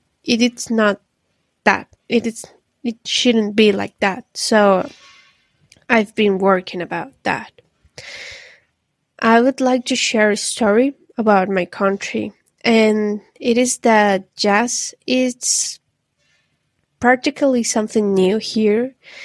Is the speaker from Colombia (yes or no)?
yes; Medellin, Antioquia, Colombia; I'm from Medellin, Colombia. Greetings from here.